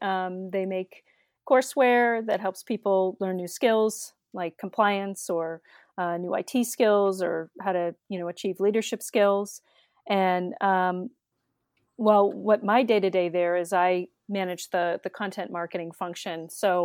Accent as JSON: {"language": "English", "region": "Massachusetts", "country": "United States", "tie": "born or raised there", "said": "I grew up in the Massachusetts suburbs, and I went to college at University of Connecticut"}